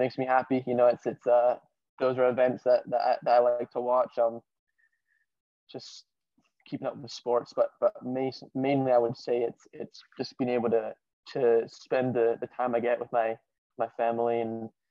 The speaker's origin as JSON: {"language": "English", "region": "California", "country": "United States", "tie": "born or raised there", "also_born_or_lived": "Glasgow, Scotland / Harrison, New Jersey", "moved": "yes", "lives_now": "New Jersey, United States", "said": "I was born in California because my dad moved there for work."}